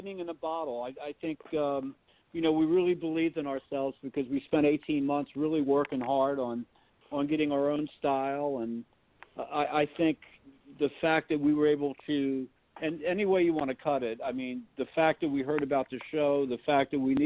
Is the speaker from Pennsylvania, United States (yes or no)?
yes; Philadelphia, Pennsylvania, United States; we're from Philly